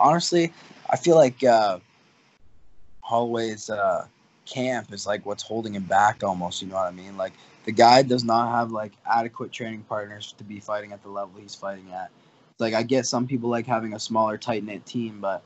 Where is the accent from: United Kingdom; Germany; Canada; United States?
Canada; Windsor, Ontario; where I'm from, Windsor